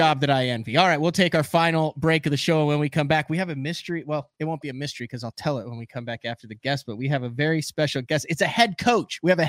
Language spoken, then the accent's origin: English; Fort De Soto, Florida, United States; I'm from Fort DeSoto